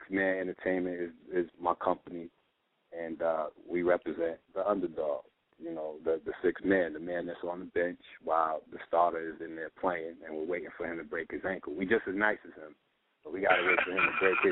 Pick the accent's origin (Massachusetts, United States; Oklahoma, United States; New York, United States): New York, United States; New York City; I'm from Brooklyn